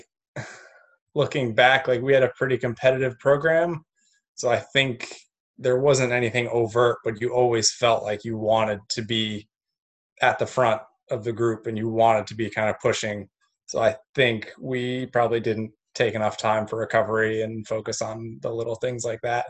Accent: Delhi, New York, United States; moved away as an adult; also born or lived in Cortland, New York; now in New Zealand; I grew up in Delhi, New York

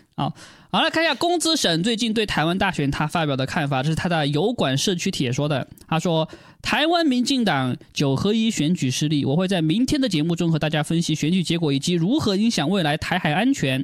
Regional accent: China; 我作为中国人

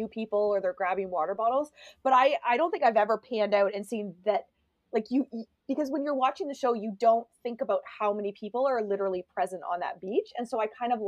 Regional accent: Canada; I'm Canadian

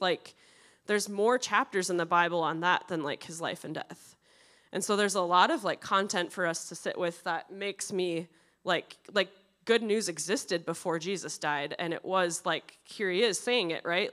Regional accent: Prescott, Wisconsin, United States; now in Edina, United States; I grew up in Prescott, Wisconsin.

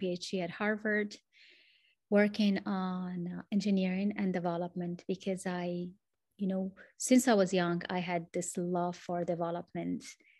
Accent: Morocco; English is a second language; I am from Morocco, connecting actually from Morocco

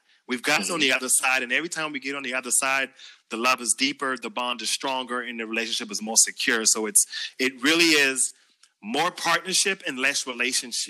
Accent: Charleston, South Carolina, United States; accent: Geechee; I am from Charleston, South Carolina.

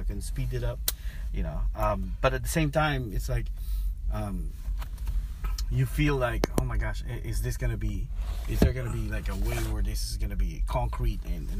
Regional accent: Philippines; moved away as an adult; now in California, United States; my dad's side, I grew up there in the Philippines, but my mom's side is here.

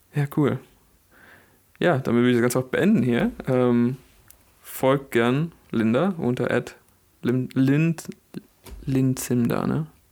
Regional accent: Bielefeld, North Rhine-Westphalia, Germany; bei uns in Bielefeld

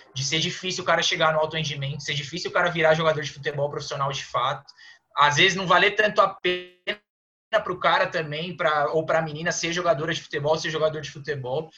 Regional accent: Praia Grande, São Paulo, Brazil; moved away as an adult; now in São Paulo, Brazil; eu sou lá da Praia Grande, da Baixada Santista, então sempre joguei por lá

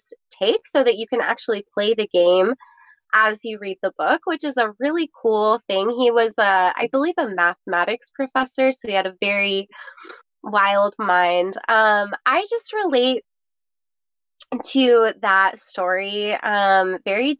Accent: Lake Tahoe, United States; I was super blessed to have grown up in Lake Tahoe

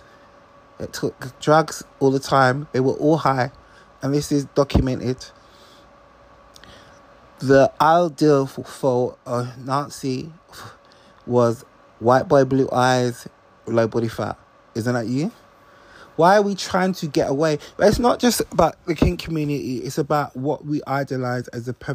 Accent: London, United Kingdom; I'm from South East London. I grew up in a time when people used to put NF on the walls of the estate I used to live

